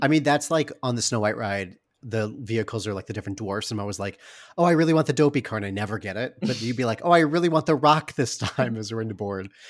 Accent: Muskegon, Michigan, United States; my hometown of Muskegon, Michigan

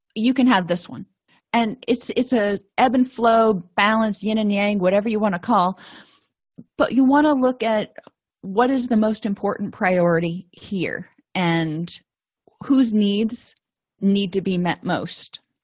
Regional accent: the South, United States; I'm from the South, so I can say y'all

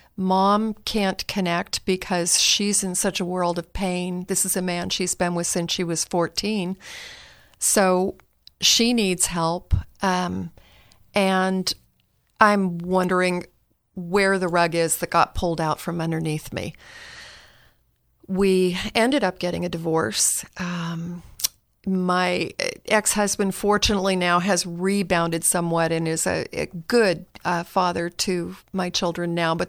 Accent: Palo Alto, California, United States; Well, you know, I grew up in Northern California, one of three kids, the middle child, lived in Palo Alto.

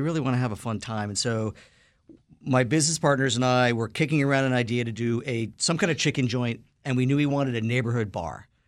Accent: New York City, New York, United States; Lower East Side, East Village where I'm from

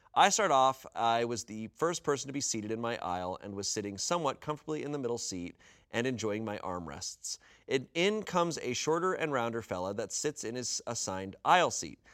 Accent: United States; I'm American

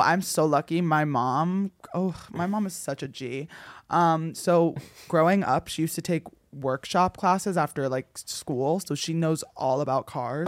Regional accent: New Jersey, United States; moved away; growing up in New Jersey

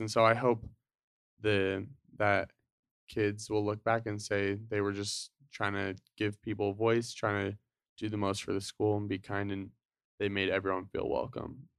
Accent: Draper, Utah, United States; also born or lived in Salt Lake City, Utah; I grew up in Utah. So, I was born in Salt Lake. um, my family moved from Salt Lake to Draper when I was, like, five or six

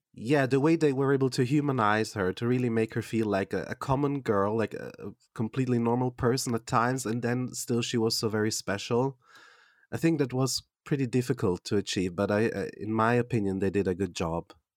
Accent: Switzerland; English is a second language; I am from Switzerland

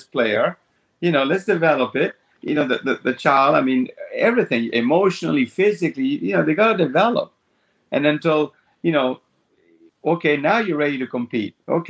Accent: Argentina; moved away; when I grew up in Argentina, I played one tournament a month

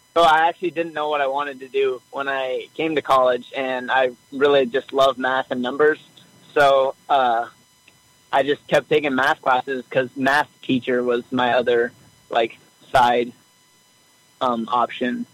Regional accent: Treynor, Iowa, United States; I am actually from Iowa

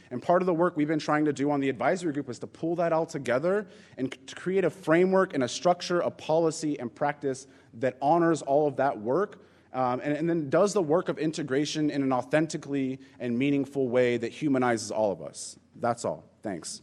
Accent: Inglewood, California, United States; now in New York City, United States; I grew up in Los Angeles. Um, I grew up in a community called Inglewood.

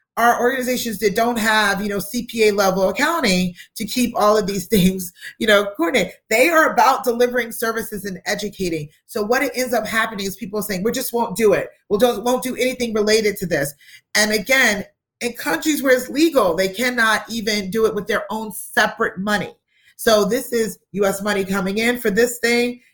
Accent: United States; we being American citizens

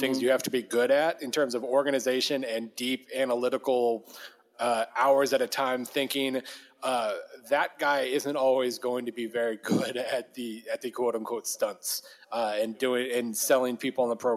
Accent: Weatherford, Oklahoma, United States; I grew up in Weatherford, Oklahoma, a town of 10,000

